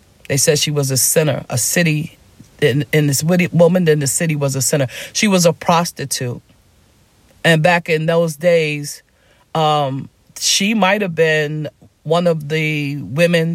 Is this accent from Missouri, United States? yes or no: no; New York City, New York, United States; I grew up in Harlem in a poor neighborhood